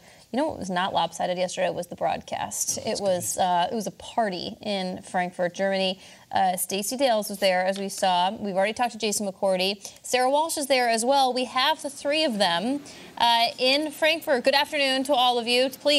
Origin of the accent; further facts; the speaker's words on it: Canada; I'm Canadian.